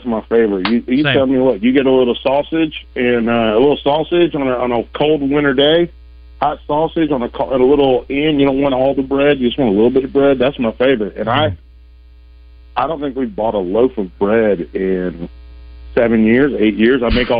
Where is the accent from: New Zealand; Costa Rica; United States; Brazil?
United States; the South; I'm from the South.